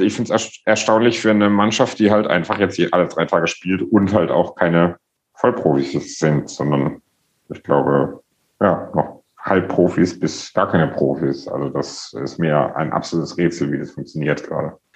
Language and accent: German; Karlsruhe, Baden-Württemberg, Germany; moved away as an adult; now in Berlin, Germany; ich bin in Karlsruhe aufgewachsen